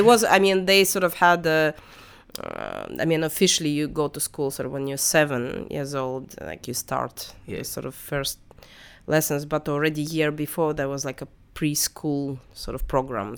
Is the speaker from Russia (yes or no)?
yes; Russia; moved away; when I was growing up in Russian school